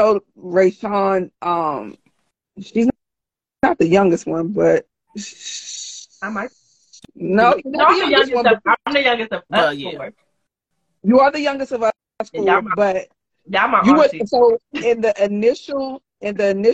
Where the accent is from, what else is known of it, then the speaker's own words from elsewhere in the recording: Maryland, United States; We're from Maryland, most of us